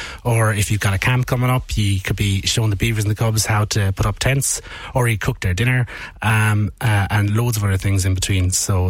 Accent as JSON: {"language": "English", "town": "Limerick", "region": "Munster", "country": "Ireland", "said": "I'm originally from Limerick myself, and I would have started in Scouts, 1990, I think."}